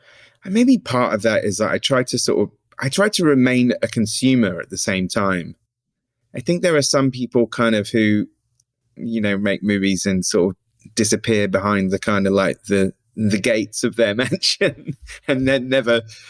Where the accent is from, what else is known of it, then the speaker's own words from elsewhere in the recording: Somerset, South West England, United Kingdom; moved away as an adult; now in London, United Kingdom; growing up in Somerset and it being sleepy and bucolic.